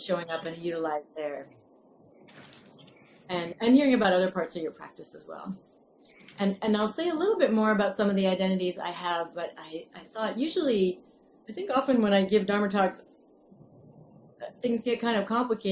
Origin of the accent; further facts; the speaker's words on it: the Northeast, New England, United States; now in California, United States; I am American, I grew up in the Northeast